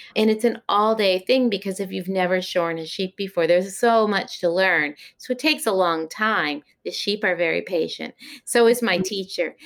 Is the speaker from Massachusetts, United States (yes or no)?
yes; the Berkshires, Massachusetts, United States; also born or lived in Long Beach, California; now in Shaftesbury, United States; I was born in Long Beach, California, and then moved as a youth to Massachusetts to the Berkshires, is where my grandparents' farm was that I moved to from California.